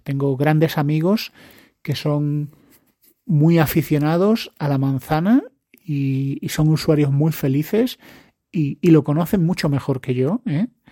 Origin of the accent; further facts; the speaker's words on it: Spain; yo soy español